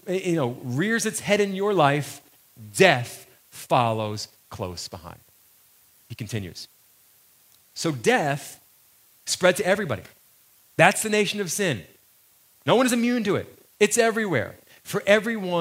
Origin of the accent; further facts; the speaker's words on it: United States; I was born in America. And because I was born in America, that makes me an American